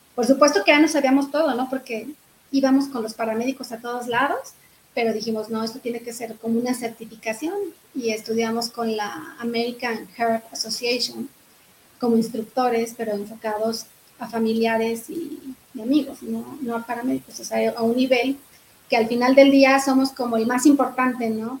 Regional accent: Zacatecas, Mexico; now in Querétaro, Mexico; soy de Zacatecas, allá nací, allá está toda mi familia

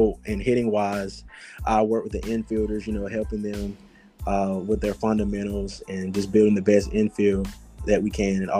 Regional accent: Montgomery, Alabama, United States; moved away as an adult; now in South Carolina, United States; I was born and raised in Montgomery, Alabama

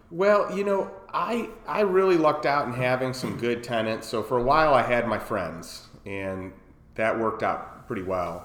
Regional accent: Chicago, Illinois, United States; moved away as an adult; also born or lived in Champaign, Illinois / St. Louis, Missouri; now in Austin, United States; I grew up in Chicago. I grew up in a suburb of Chicago

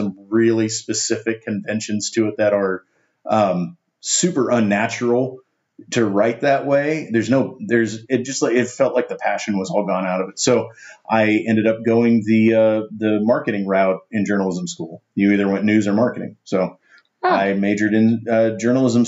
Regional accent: Tulsa, Oklahoma, United States; I grew up in Tulsa

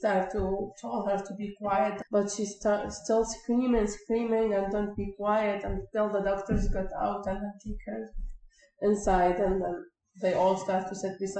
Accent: Syria; moved away as an adult; now in Canada; I said, "From Syria."

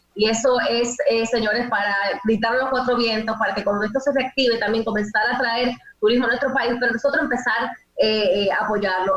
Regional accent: Dominican Republic; nosotros como dominicanos

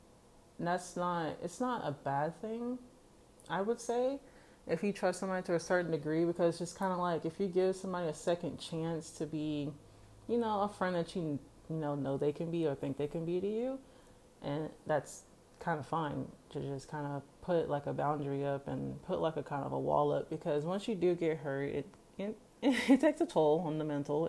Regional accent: Kansas, United States; I'm from Kansas

